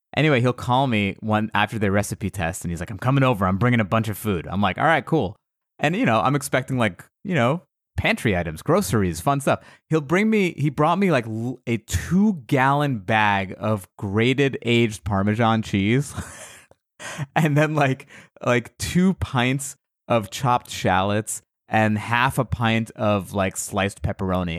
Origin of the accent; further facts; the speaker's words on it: United States; I was born in America, but my, my family is all from Iran